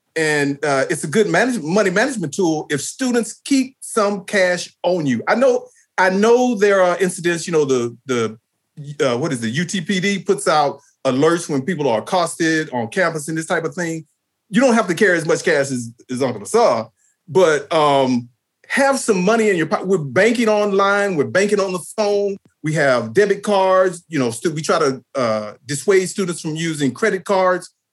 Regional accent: Texas, United States; moved away as an adult; also born or lived in Washington, D.C.; when we were growing up in Texas

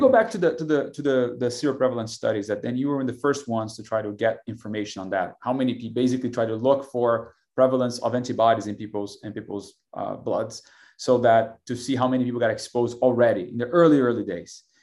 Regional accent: Brazil; now in Austin, United States; I'm from Brazil originally

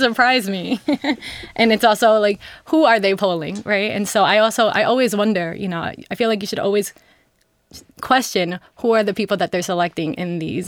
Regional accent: New York City, New York, United States; my family is from the Dominican Republic in Costa Rica, and I'm from New York City

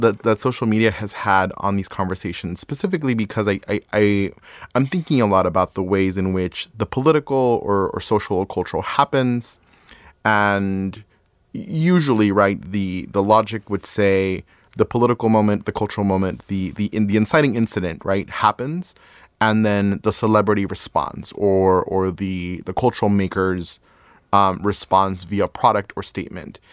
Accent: Ciudad Juárez, Chihuahua, Mexico; moved away; also born or lived in El Paso, Texas; I grew up in Ciudad Juarez, Chihuahua, Mexico

